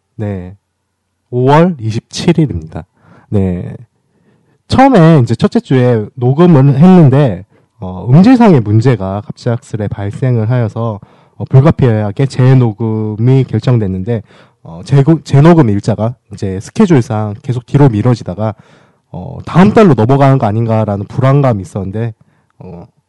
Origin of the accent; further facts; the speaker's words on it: Daegu, South Korea; 저는 대구 출신이다 보니까는